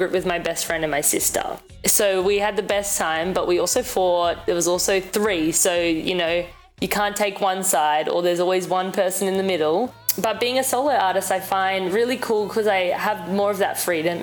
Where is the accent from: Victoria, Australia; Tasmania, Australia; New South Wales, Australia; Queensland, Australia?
New South Wales, Australia; Sydney; now in Toronto, Canada; I grew up in Sydney, Australia